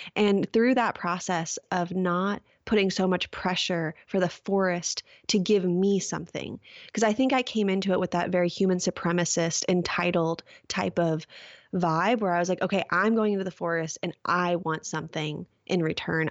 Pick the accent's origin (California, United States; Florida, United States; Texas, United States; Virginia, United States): California, United States; Orange County; moved away; I grew up in Orange County, California